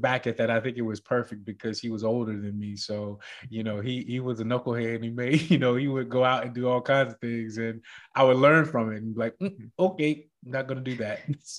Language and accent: English; Greensboro, North Carolina, United States; also born or lived in Hawaii; Oh man, I was an Army brat. So I grew up in Greensboro, North Carolina in the projects.